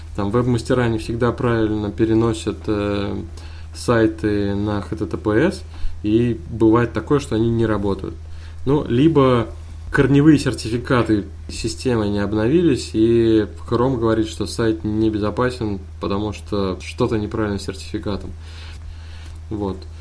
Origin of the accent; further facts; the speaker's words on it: Kazan, Tatarstan, Russia; Я из Казани. это столица Татарстана.